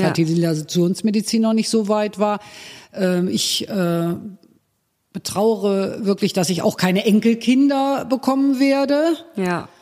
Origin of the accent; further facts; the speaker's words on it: Cologne, North Rhine-Westphalia, Germany; meiner Heimatstadt